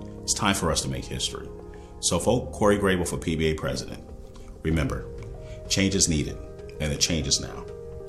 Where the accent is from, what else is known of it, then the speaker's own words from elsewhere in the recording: New York City, New York, United States; Growing up in Brooklyn